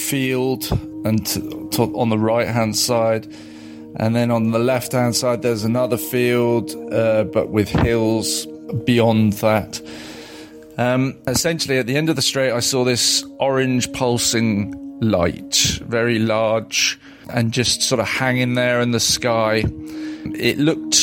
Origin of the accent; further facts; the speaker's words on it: Surrey, South East England, United Kingdom; the little village that I grew up